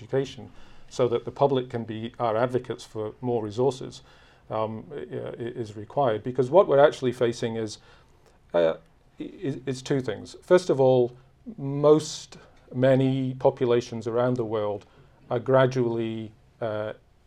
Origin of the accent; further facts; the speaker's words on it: United Kingdom; I'm from Britain